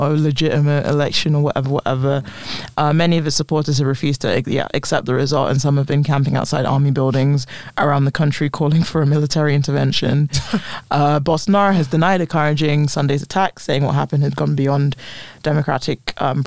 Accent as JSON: {"language": "English", "region": "London", "country": "United Kingdom", "said": "I was like, London"}